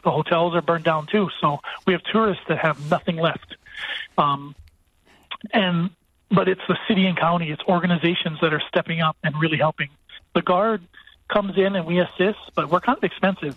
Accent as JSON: {"language": "English", "area": "Maui", "region": "Hawaii", "country": "United States", "tie": "born or raised there", "said": "I grew up on Maui"}